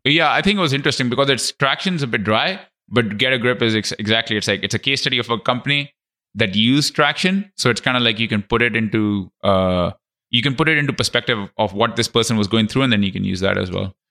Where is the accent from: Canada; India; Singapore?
Canada; I'm Canadian